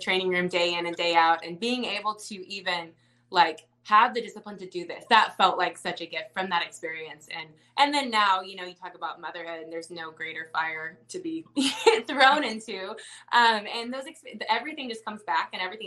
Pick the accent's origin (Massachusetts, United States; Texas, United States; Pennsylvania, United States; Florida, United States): Texas, United States; Dallas; moved away; I'm from Dallas